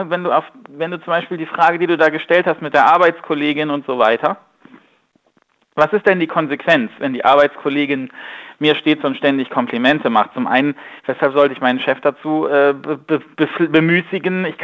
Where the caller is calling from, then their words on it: Bonn, North Rhine-Westphalia, Germany; Einen wunderschönen guten Morgen. Hallo, grüß dich.